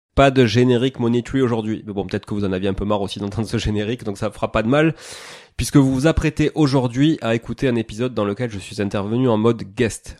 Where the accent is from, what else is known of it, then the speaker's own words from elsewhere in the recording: Toulouse, Occitania, France; moved away; also born or lived in Montreal, Canada; je suis euh, d'origine toulousaine parce que je suis né à Toulouse